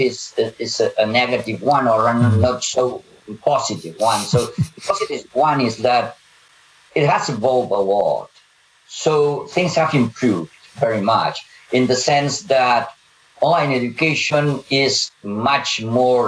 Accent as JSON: {"language": "English", "region": "Catalonia", "country": "Spain", "first_language": "Catalan", "second_language": "English", "said": "my mother tongue is Catalan and then Spanish"}